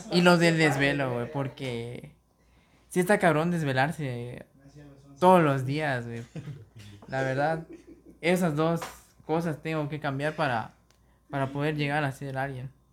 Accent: Mexico; Si, si les gusta nuestro acento

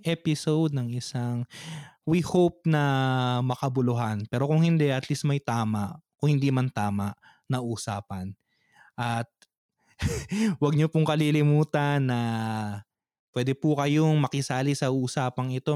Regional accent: Philippines; moved away; umuwi sa Pilipinas kasi minsan nawawala na yung Tagalog ko

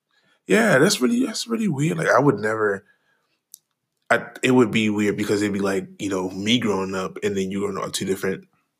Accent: Trinidad & Tobago; my accent was really thick and you couldn't hear me. {S0} Right. What is he saying? {S1} No, for real. That was literally my life. But, you know, I haven't been back. I have not been back to Trinidad in a very long time.

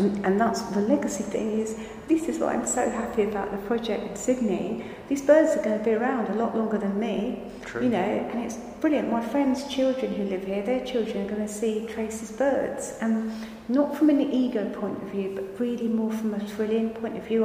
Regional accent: Margate, South East England, United Kingdom; I come from Margate. Margate is 19, 18 miles away from the French coast.

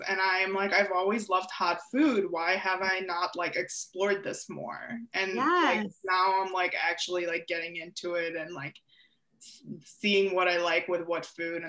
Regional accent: Ukraine; I think I started the Ending the Silence presentations by saying I'm from Ukraine because that's an important piece of how I was raised to think about mental health

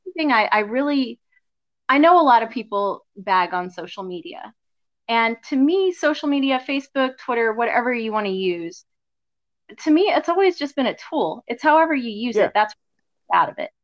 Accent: Gulf Coast of Texas, United States; I grew up on the Gulf Coast area of, of Texas

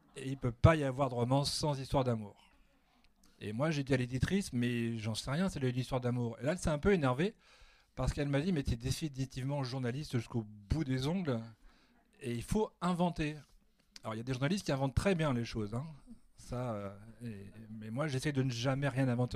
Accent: Annecy, Auvergne-Rhône-Alpes, France; moved away as an adult; now in Paris, France; moi qui habite maintenant à Paris, je suis originaire d'Annecy, mais ça fait longtemps que j'habite

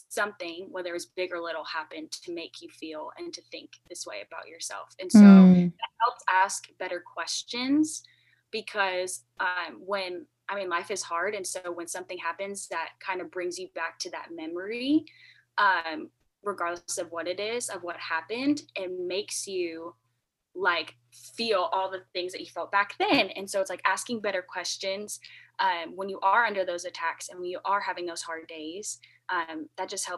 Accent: Florida, United States; I am from Florida

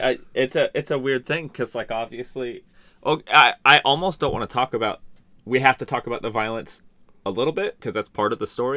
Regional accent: San Diego, California, United States; also born or lived in La Mesa / Hemet / Santee; I grew up in San Diego and, and Hemet.

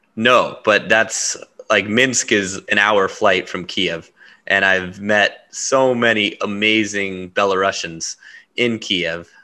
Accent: Huntington Beach, California, United States; I grew up in Huntington Beach, you know, Orange County

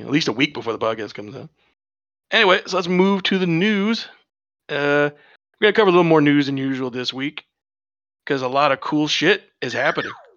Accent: United States; I'm an American

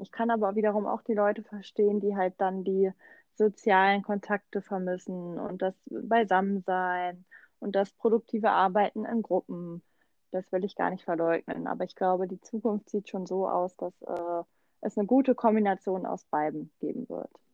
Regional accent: Germany; now in Mannheim, Germany; Ich bin äh, quasi in Berlin groß geworden

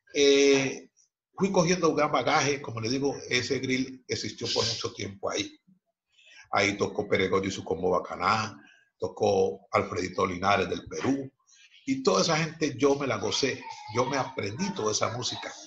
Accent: Cali, Valle del Cauca, Colombia; padres chocuanos radicados en la ciudad de Cali, la ciudad donde yo nací

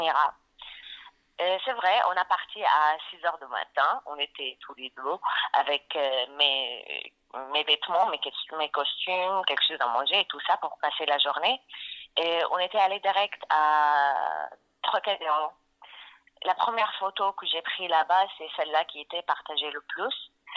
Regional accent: Damascus, Damascus Governorate, Syria; French is a second language; moved away as an adult; now in France; je suis syrienne et peut-être musulmane, et je fais la danse, et je viens de la Syrie

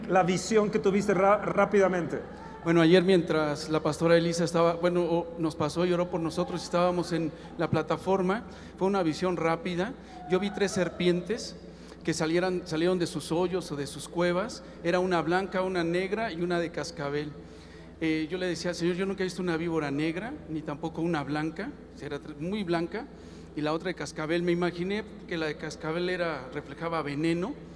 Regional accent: Toluca, State of Mexico, Mexico; Toluca, está de México.

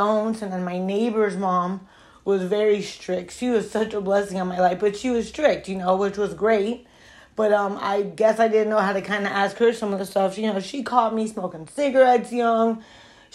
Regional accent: Broward County, Florida, United States; now in Miami, United States; I grew up in Broward County

